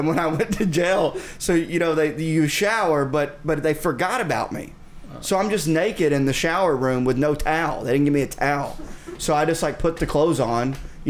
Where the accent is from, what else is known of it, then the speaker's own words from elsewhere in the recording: Pope County, Arkansas, United States; At least in Pope County, in my hometown, they have TVs.